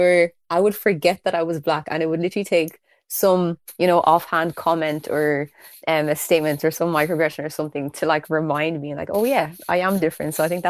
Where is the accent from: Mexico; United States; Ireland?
Ireland; Kildare, Leinster; also born or lived in South Africa; I was like one of the first black people in the area that I live in. I'm from Kildare. And I think I was the first ever black person in the history of my school